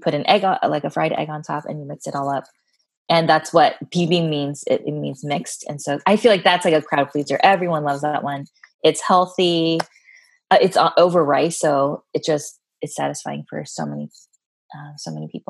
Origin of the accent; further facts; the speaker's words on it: United States; I am Korean American, a second gen, meaning that my parents were the immigrants